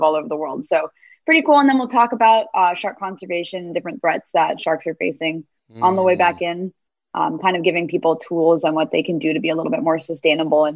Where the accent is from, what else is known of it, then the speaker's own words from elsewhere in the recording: Miami, Florida, United States; moved away; So I'm from Miami originally. So Miami, Florida. So I was really lucky and I grew up near